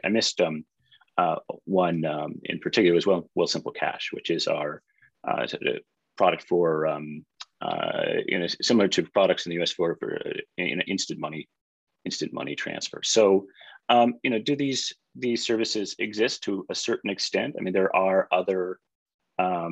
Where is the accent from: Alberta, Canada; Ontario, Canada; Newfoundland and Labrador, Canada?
Alberta, Canada; Edmonton; moved away as an adult; also born or lived in British Columbia; now in Toronto, Canada; I grew up in Edmonton